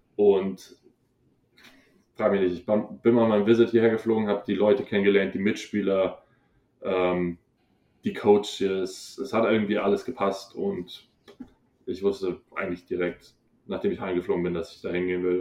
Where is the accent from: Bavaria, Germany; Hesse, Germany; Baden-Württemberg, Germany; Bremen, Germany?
Bavaria, Germany; Hohenbrunn; moved away; ich bin aus Hohenbrunn